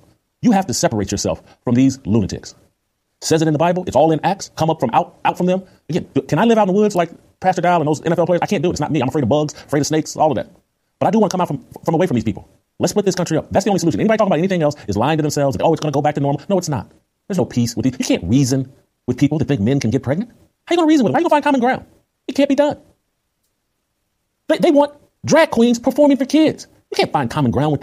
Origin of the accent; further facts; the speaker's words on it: Chicago, Illinois, United States; moved away; also born or lived in Indianapolis; I lived in Indianapolis. I grew up in Chicago.